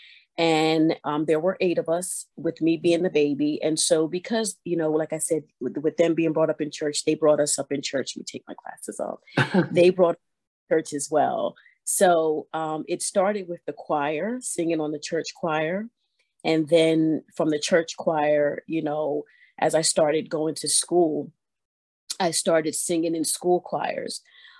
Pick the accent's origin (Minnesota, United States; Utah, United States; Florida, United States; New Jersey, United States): New Jersey, United States; Vineland; moved away as an adult; now in Delaware, United States; I was born and raised in Vineland, New Jersey